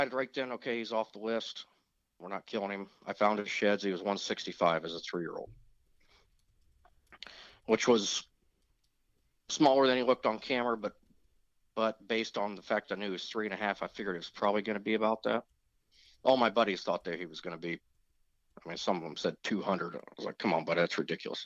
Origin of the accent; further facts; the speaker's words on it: Indianapolis, Indiana, United States; now in Tuscarawas County, Ohio, United States; I was born and raised in Indianapolis, but my dad bought this in 86 as a weekend